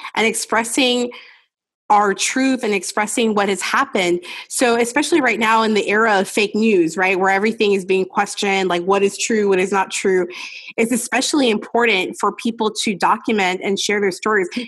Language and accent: English; Los Angeles, California, United States; growing up in Los Angeles